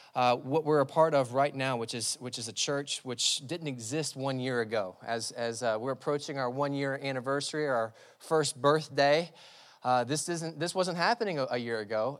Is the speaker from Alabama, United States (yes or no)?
no; Labelle, Florida, United States; I grew up in the sticks. I grew up in Label, Label, Florida